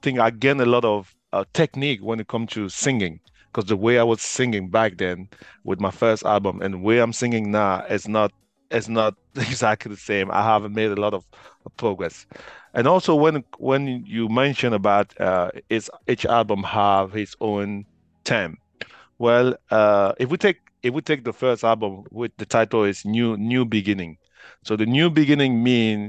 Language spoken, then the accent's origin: English; Cork, Munster, Ireland; I'm from Ireland, from Cork